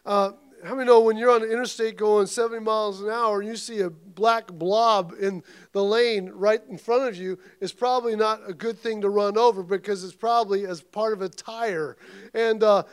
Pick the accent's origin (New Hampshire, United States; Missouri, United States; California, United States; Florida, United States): Missouri, United States; I come from Missouri